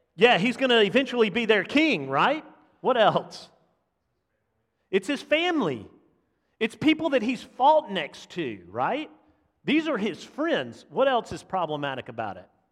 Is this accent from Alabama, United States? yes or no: yes; Montgomery, Alabama, United States; We grew up in Montgomery, or my family was in Montgomery, so we being the boys, the … boys, grew up in Montgomery